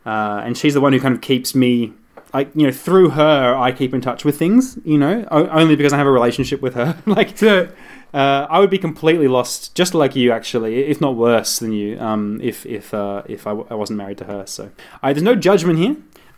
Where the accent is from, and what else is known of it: Gold Coast, Queensland, Australia